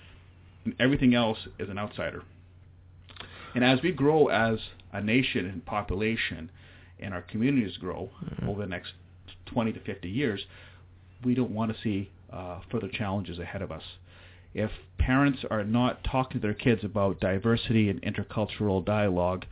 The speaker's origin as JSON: {"language": "English", "town": "Mission", "region": "British Columbia", "country": "Canada", "tie": "born or raised there", "said": "born and raised in Mission, very proud of it"}